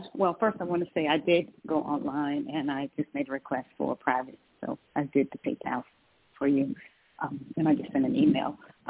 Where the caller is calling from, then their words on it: Georgia, United States; In Georgia. Yeah. I'm calling from Georgia.